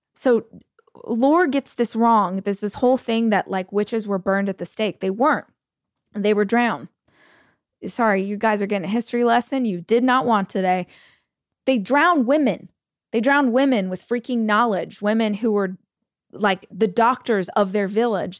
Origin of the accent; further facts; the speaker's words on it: United States; As an American